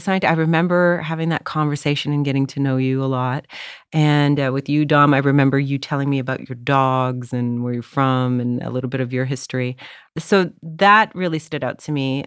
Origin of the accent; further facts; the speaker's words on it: Canada; now in Los Angeles, United States; as the Canadian